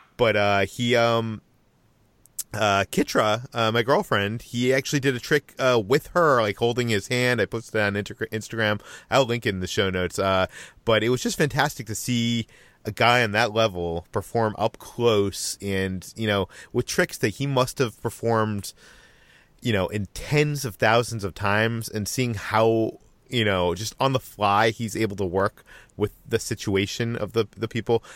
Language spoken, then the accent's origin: English; Natick, Massachusetts, United States; as a teenager, go to one in, uh, my hometown, Natick, Massachusetts